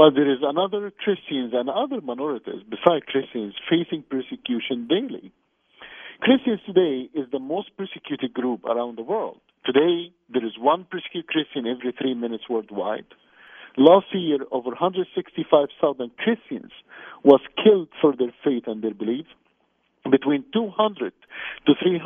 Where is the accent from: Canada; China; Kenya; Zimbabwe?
Canada; I'm Canadian, I live in Canada